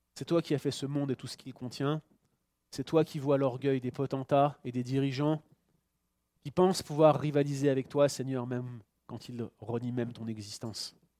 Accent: France; now in Canada; je suis Français, je suis résident ici en tant que Français au Canada

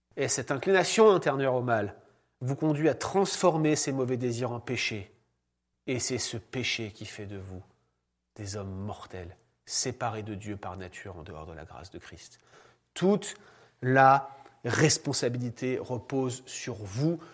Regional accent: France; moved away; en tant que Français

